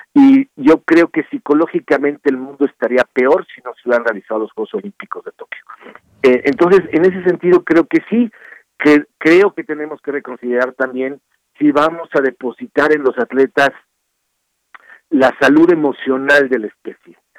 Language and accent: Spanish; Mexico; los mexicanos